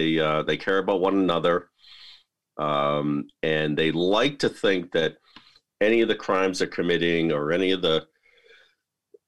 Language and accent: English; Lowell, Massachusetts, United States; my hometown of Lowell, Massachusetts